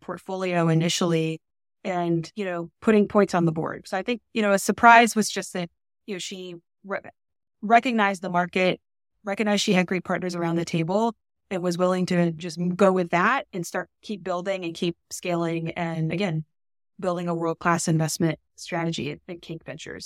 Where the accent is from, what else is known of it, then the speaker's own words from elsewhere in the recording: San Antonio, Texas, United States; I'm from San Antonio, Texas.